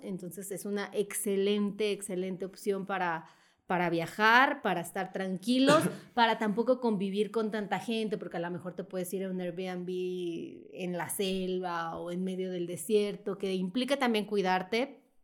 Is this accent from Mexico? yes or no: yes; Mexico; los mexicanos no podemos entrar a la Unión Europea